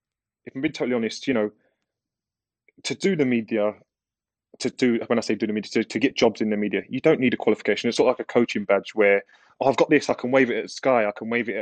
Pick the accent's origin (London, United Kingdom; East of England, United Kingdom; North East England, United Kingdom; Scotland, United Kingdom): London, United Kingdom; Yeah, East London